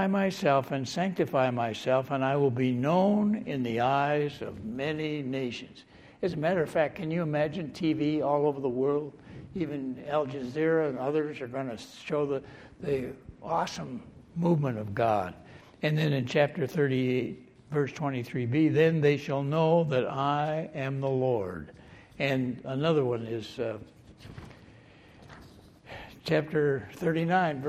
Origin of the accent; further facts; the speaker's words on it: Michigan, United States; I was raised in Michigan